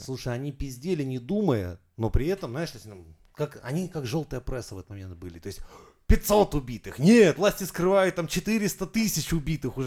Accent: Saint Petersburg, Russia; я из Петербурга

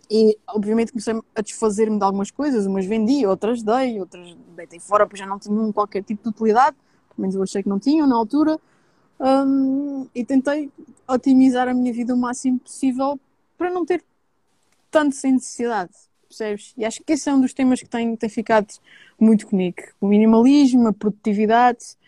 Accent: Terceira Island, Azores, Portugal; also born or lived in mainland Portugal; nascida e criada na Ilha Terceira, nos Açores

